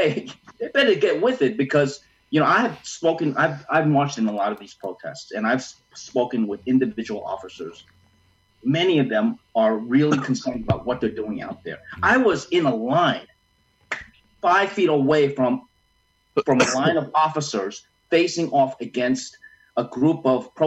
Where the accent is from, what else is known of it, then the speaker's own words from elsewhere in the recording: New York City, New York, United States; I'm a New Yorker